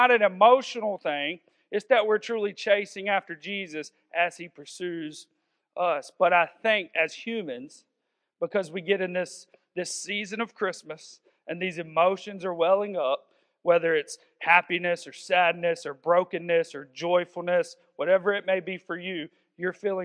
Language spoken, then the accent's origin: English; the South, United States; I'm from the South, so I may say wander sometimes